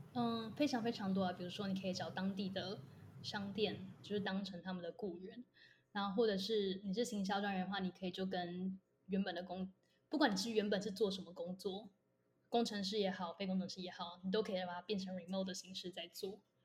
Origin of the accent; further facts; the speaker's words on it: Taiwan; moved away as an adult; also born or lived in United States; 我就回台大旁听的时候